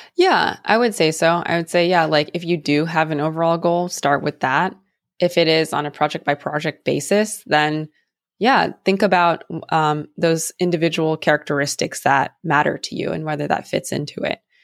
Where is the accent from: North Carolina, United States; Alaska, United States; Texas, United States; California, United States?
California, United States; San Francisco; growing up in the Bay Area